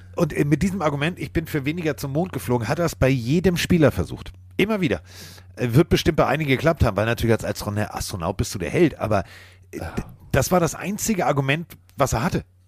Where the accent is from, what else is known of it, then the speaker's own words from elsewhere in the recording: Northern Germany, Germany; ich komme aus Norddeutschland